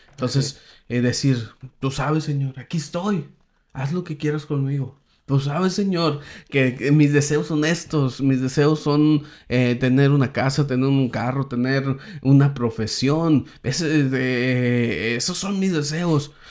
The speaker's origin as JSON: {"language": "Spanish", "town": "Saltillo", "region": "Coahuila", "country": "Mexico", "also_born_or_lived": "Palaúm (unclear, where he has lived 13 years)", "moved": "as an adult", "said": "Yo soy de Saltillo"}